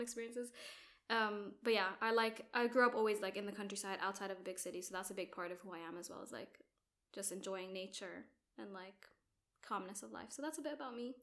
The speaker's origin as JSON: {"language": "English", "country": "Jordan", "tie": "born or raised there", "also_born_or_lived": "Abu Dhabi, United Arab Emirates", "moved": "as an adult", "lives_now": "United Kingdom", "said": "I'm Jordanian. Well, grew up in Jordan, also grew up in Abu Dhabi"}